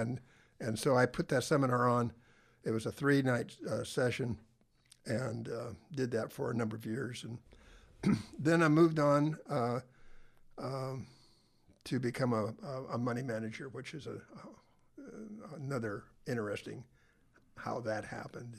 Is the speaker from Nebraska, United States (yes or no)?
no; Tillamook, Oregon, United States; I grew up in Taylor, Oregon.